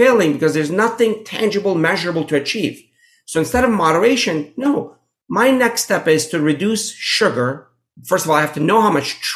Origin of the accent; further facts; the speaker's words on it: Pittsburgh, Pennsylvania, United States; I grew up in Pittsburgh